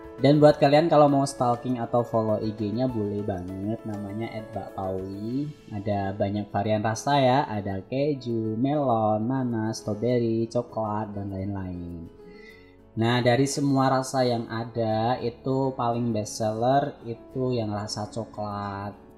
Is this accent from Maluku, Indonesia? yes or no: no; Boyolali, Central Java, Indonesia; also born or lived in Klaten; aku tuh aslinya orang Boyolali